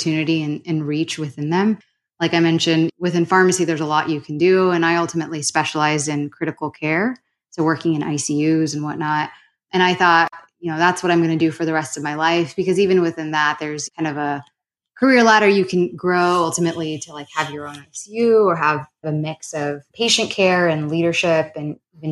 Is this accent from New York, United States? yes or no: no; Southern California, United States; also born or lived in Arizona / Sacramento; I grew up in Southern California